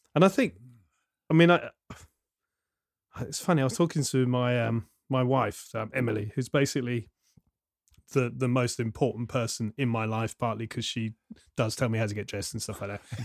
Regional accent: Southampton, South East England, United Kingdom; I grew up in Southampton, then moved away, and then came back

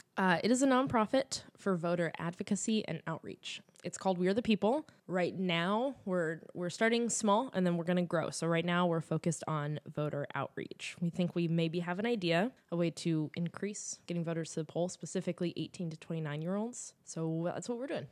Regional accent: California, United States; I'm from California, I'm not from Texas

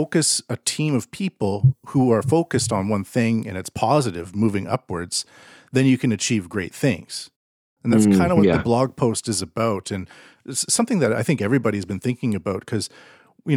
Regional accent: Canada; I'm Canadian

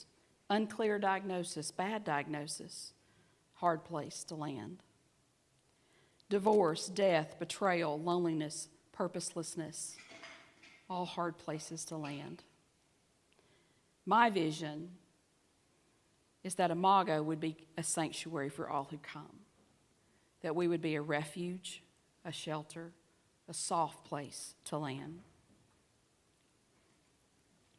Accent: the South, United States; accent: southern; my southern accent

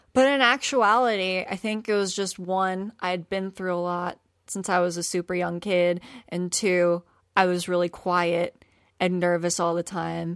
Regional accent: Philadelphia, Pennsylvania, United States; I grew up in South Philly, and then I ended up moving to the suburbs when I was sixteen

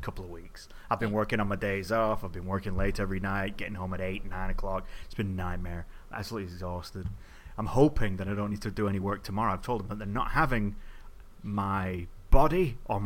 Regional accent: England, United Kingdom; me being English

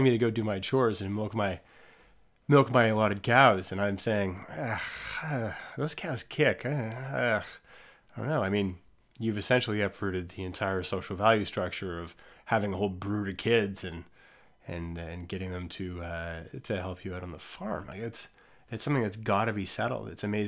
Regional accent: Ontario, Canada; I'm a kid from Ontario, so a lot of this is mythological and required high school reading

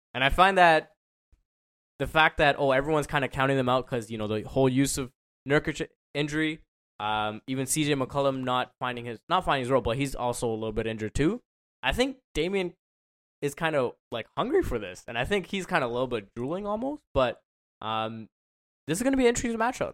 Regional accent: Toronto, Ontario, Canada; I'm from Toronto

